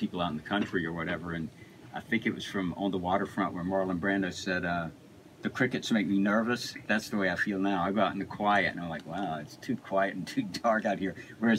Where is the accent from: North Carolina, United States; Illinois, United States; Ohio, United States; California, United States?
North Carolina, United States; Grew up in North Carolina.